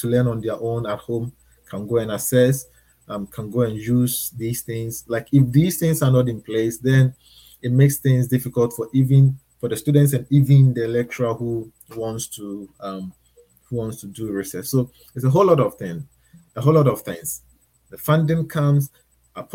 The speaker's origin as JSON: {"language": "English", "country": "Ghana", "also_born_or_lived": "Thailand", "moved": "as an adult", "lives_now": "Australia", "said": "I moved from Ghana to Thailand and now I'm in Australia."}